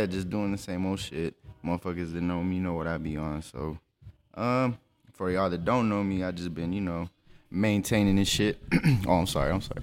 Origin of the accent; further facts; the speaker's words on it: El Paso, Texas, United States; I was born here in El Paso, Texas, April seventh, nineteen eighty-seven